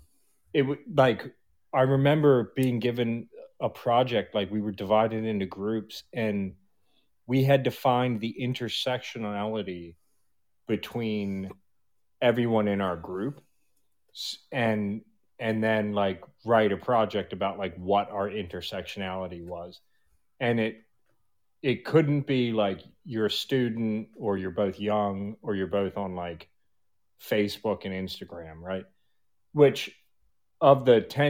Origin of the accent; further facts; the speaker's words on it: Baltimore, Maryland, United States; grew up in Baltimore, huge drug problem